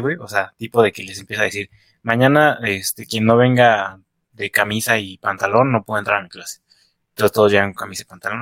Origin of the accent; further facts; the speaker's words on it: Mexico City, Mexico; accent: chilango; tengo apego por mi pinche acento chilango